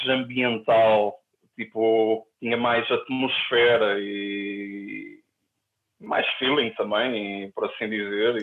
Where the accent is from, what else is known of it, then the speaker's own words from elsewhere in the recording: Ovar, Aveiro District, Portugal; now in Porto, Portugal; quando eu era adolescente, em Ovar